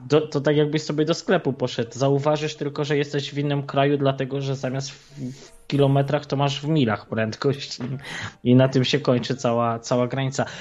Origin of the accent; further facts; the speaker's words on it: Tarnów, Lesser Poland, Poland; jestem urodzony w Tarnowie